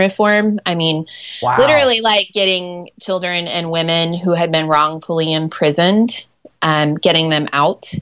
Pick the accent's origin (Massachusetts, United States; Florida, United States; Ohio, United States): Ohio, United States; first language English; moved away as an adult; also born or lived in Nairobi, Kenya; I grew up in Ohio and I'm a school teacher